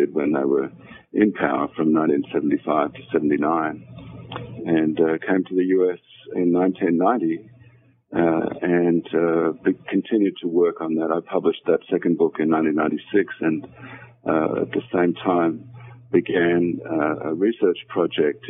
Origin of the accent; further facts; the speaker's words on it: Australia; I was born and educated in Australia